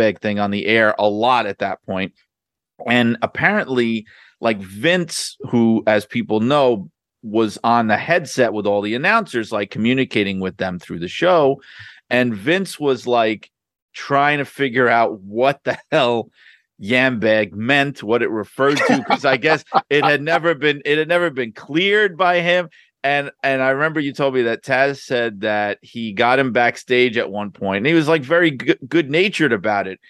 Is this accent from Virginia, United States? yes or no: no; New York City, New York, United States; I was from Brooklyn